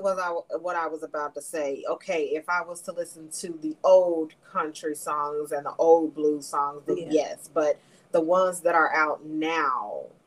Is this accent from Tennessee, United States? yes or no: yes; Memphis, Tennessee, United States; I was born and raised in Memphis